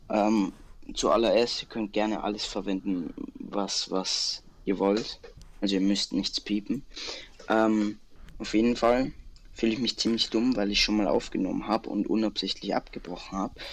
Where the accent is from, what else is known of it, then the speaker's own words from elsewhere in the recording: Bavaria, Germany; Ja, ich bin Bayer.